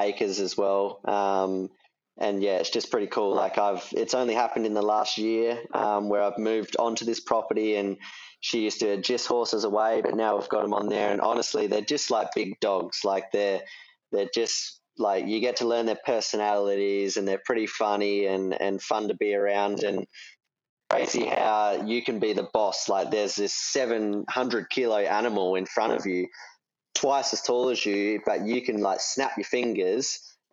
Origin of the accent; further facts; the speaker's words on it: Australia; I am Australian